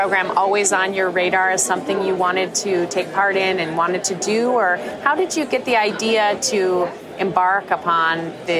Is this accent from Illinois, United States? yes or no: no; Wisconsin, United States; being a Wisconsinite